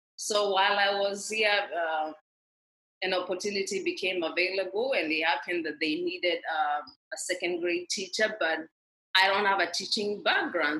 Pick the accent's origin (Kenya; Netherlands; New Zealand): Kenya; moved away as an adult; I grew up in rural Kenya